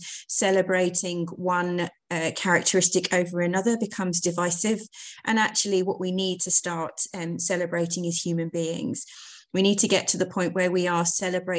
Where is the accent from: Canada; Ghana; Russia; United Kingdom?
United Kingdom; Hertfordshire, East of England; moved away as an adult; also born or lived in East Midlands; I'm originally from Hertfordshire, so it was nice to come back down south.